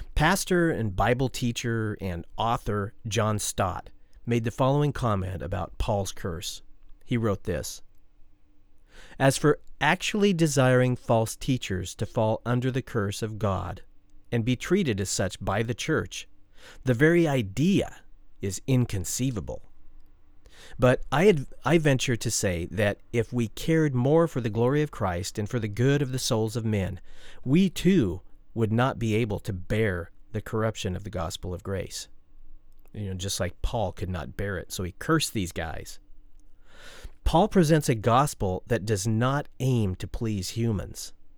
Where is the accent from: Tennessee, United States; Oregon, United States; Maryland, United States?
Oregon, United States; my home state of Oregon